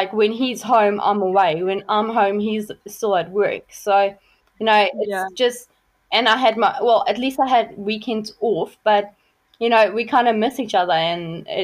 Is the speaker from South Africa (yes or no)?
yes; South Africa; moved away as an adult; also born or lived in Richards Bay, South Africa; now in Auckland, New Zealand; I grew up in South Africa, so I'm actually a farm girl. I grew up in a really, really small town, but I've been living on a farm up until I was 18 years old.